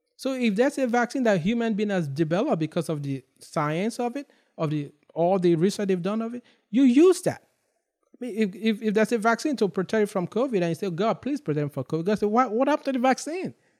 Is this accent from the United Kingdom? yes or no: no; Nigeria; now in United States; I grew up in Nigeria